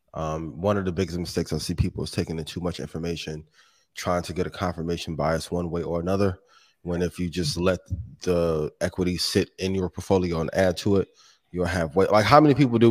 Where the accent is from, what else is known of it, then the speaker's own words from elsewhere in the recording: Indiana, United States; This is my hometown, right? Or home state.